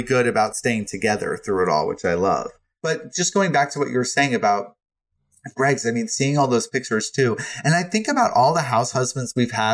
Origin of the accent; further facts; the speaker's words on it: New York, United States; I'm born and raised in New York. I've lived here my entire life.